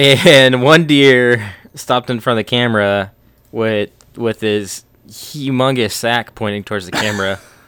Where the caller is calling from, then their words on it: Noblick, Kentucky, United States; Before we get into that, we're tuning in from Noblick, Kentucky.